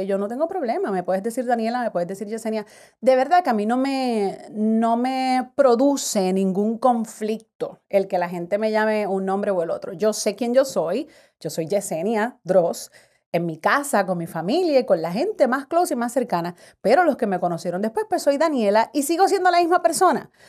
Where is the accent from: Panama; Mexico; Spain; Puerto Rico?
Puerto Rico; Carolina; me crié en Carolina, Puerto Rico